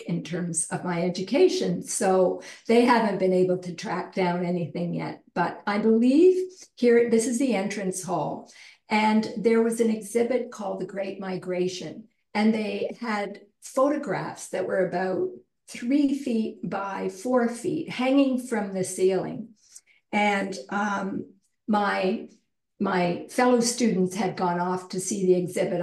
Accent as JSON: {"language": "English", "town": "Cobourg", "region": "Ontario", "country": "Canada", "tie": "born or raised there", "also_born_or_lived": "southwest Ireland", "said": "growing up in Ireland and growing up in Cobourg, a small town that we moved to about 2 hours east of Toronto in the 50s and early 60s"}